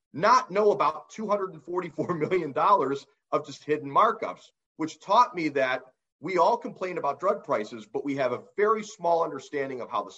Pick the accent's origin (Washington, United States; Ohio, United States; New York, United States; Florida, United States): Ohio, United States; my home state of Ohio